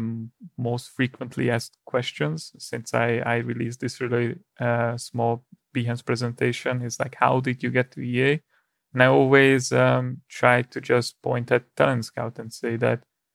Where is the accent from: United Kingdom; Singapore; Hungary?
Hungary; moved away; I'm originally from Hungary